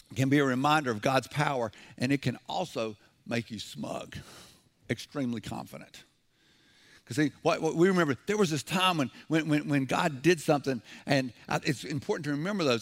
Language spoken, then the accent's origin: English; the South, United States; I'm from the South.